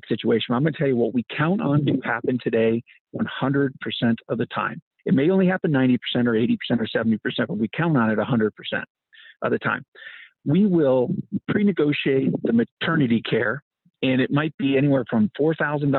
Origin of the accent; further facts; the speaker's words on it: Canada; moved away as an adult; now in United States; I came here as a Canadian